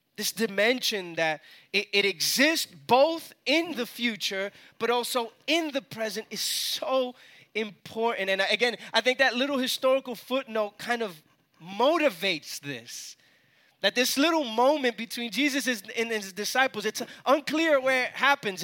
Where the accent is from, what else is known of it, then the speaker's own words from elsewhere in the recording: New York City, New York, United States; moved away as an adult; now in Atlanta, United States; I was born and raised in New York